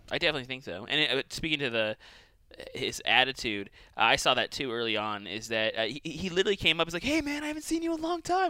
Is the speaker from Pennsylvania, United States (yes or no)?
no; Boise, Idaho, United States; also born or lived in California; It's Boise. But it's uh like I'm from here. I spent like uh I mean I wasn't born here. I was like I spent like 15 ish years and uh, I was originally from California